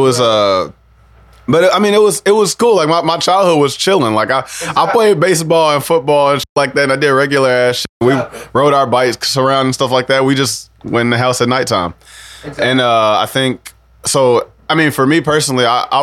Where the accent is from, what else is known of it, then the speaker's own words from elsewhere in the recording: Sauk Village, Illinois, United States; moved away as an adult; also born or lived in Rogers Park, Chicago; I grew up in Sauk Village